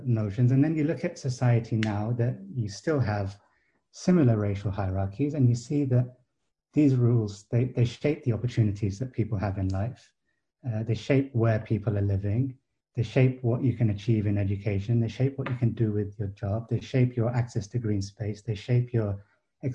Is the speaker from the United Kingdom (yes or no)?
yes; England, United Kingdom; as a child growing up in England